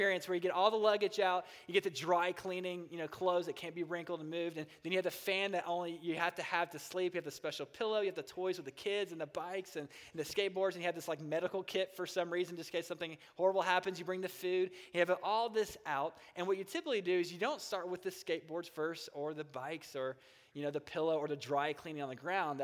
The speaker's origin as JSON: {"language": "English", "region": "Kentucky", "country": "United States", "also_born_or_lived": "Las Vegas", "said": "my wife and I moved from Las Vegas back to our home in Kentucky"}